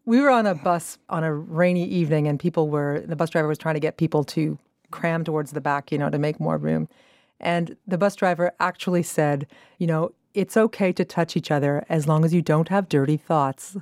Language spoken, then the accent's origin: English; Quebec, Canada; accent: Quebecois (in French), with additional English accent; our Quebecois accents and my additional English accent